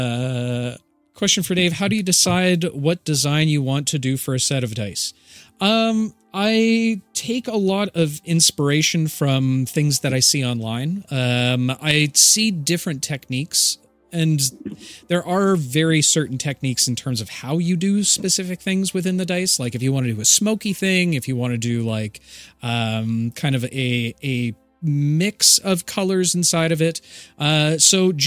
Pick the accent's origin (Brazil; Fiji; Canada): Canada; I'm Canadian